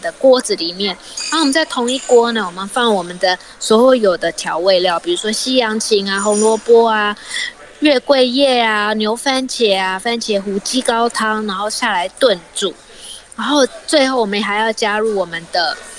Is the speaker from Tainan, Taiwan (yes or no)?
yes; Tainan, Taiwan; 我是台南人嘛，所以我爸爸妈妈从小就是觉得，哎，我们什么，吃什么东西要沾什么酱，然后嗯。吃什么东西要沾什么调味料，所以我从小就是这样子的一个环境长大的